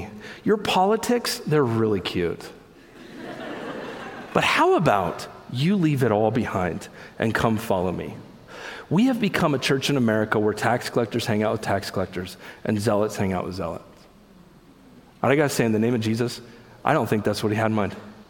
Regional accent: United States; I'm an American Christian

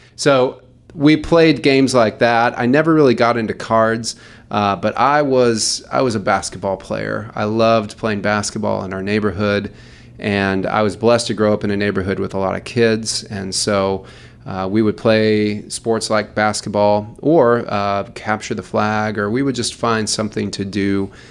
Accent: Louisville, Kentucky, United States; moved away; I'm from Louisville, Kentucky.

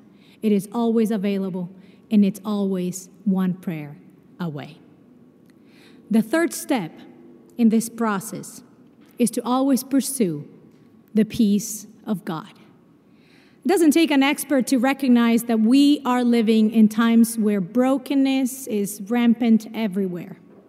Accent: Brazil; born there; I mentioned to you that I was born in Brazil.

